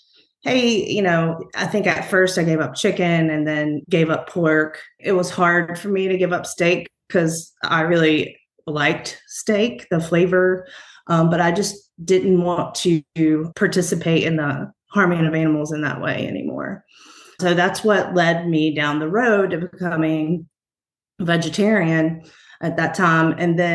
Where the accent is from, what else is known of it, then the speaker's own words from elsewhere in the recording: Roanoke Rapids, North Carolina, United States; I was born in Halifax County, so North Carolina, Roanoke Rapids. That's where my mom and father's family is from.